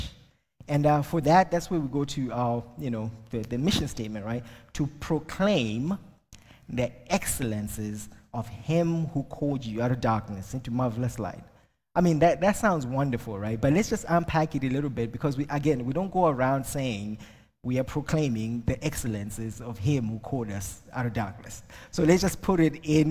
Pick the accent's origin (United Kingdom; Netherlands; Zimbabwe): Zimbabwe; first language Shona; English is a second language; moved away as an adult; now in Ireland; I'm originally from Zimbabwe